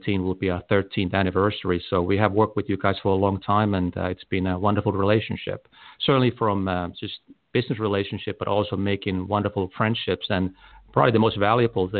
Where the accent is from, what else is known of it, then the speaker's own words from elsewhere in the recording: Helsinki, Uusimaa, Finland; now in United States; I was born in Helsinki, Finland